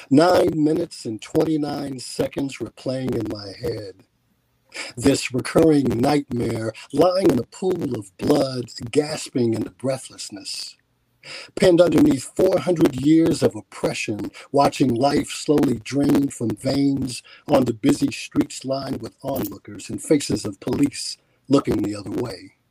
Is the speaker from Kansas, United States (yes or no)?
no; Milwaukee, Wisconsin, United States; I am from Milwaukee, Wisconsin